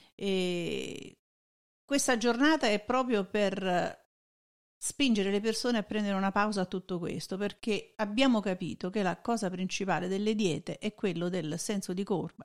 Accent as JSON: {"language": "Italian", "country": "Italy", "moved": "yes", "said": "noi veniamo dall'Italia"}